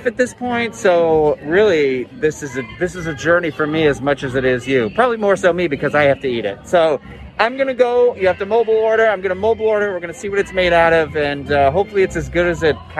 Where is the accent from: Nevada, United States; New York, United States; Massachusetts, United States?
Massachusetts, United States; South Shore; I am from Massachusetts. I am from the South Shore